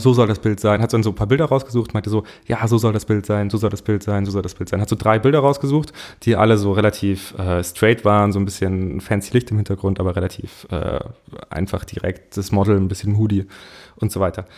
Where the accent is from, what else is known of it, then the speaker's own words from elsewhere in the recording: Munich, Bavaria, Germany; ich komme eigentlich aus München